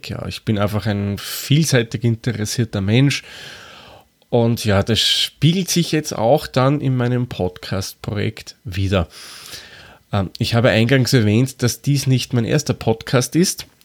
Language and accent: German; Lower Austria, Austria; accent: Austrian; now in Vienna, Austria; Wie man vielleicht anhand von meiner Sprechweise erkennen kann, komme ich aus Österreich. Genauer gesagt wohne ich in Wien. Und wer es ganz genau wissen will, ich bin kein gebürtiger Wiener, komme eigentlich aus dem Waldviertel.